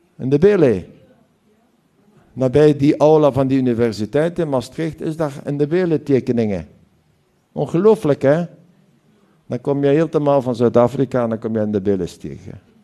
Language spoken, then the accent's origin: Dutch; Hasselt, Flanders, Belgium; dit is mijn provincie waar ik vandaan kom, zo ons ligt. Hier is nog een stukje van Nederland en dan is, is heel nabij Duitsland ook. En dit is de skyline van mijn stad